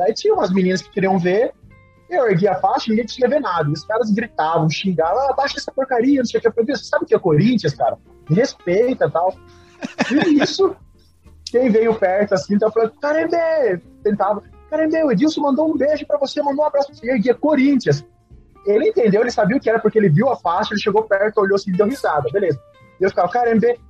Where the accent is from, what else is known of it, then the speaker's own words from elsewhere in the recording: Brazil; eu sou brasileiro